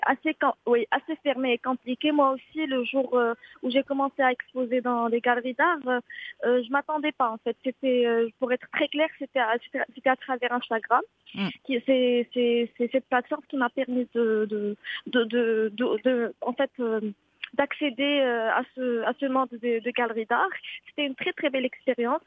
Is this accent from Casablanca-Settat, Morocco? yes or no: no; Marrakesh, Marrakesh-Safi, Morocco; now in Casablanca, Morocco; ma ville natale, c'est Marrakech